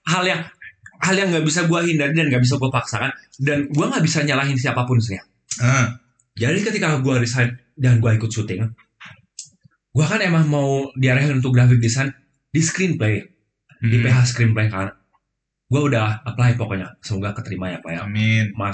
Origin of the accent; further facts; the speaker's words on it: West Java, Indonesia; gua kan gua kan Sunda.